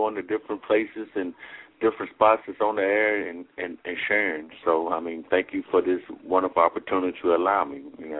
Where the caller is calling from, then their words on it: Athens, Alabama, United States; I'm calling from Athens, Alabama.